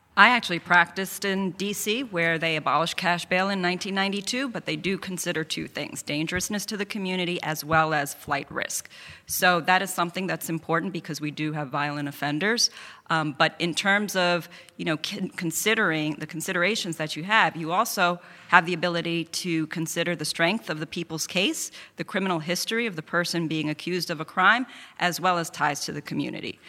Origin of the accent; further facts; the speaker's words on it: New York City, New York, United States; I'm the only candidate here who's an immigrant, who grew up in Queens